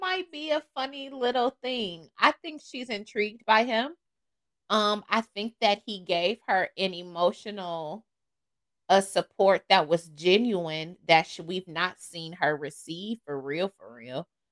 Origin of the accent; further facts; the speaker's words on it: Toledo, Ohio, United States; moved away as an adult; now in Charlotte, United States; I'm from Toledo, the mud. Um, from there, went to school there, um, and then I moved. So I've been out of Ohio for almost 10 years